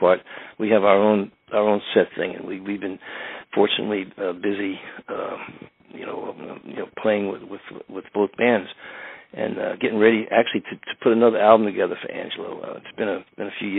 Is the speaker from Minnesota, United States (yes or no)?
no; New York City, New York, United States; the area of Astoria where I grew up